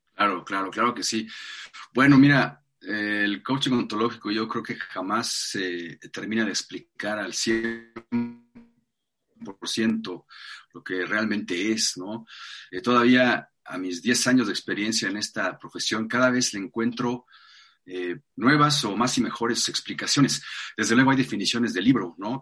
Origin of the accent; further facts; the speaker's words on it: Mexico City, Mexico; Nací en la Ciudad de México hace 48 años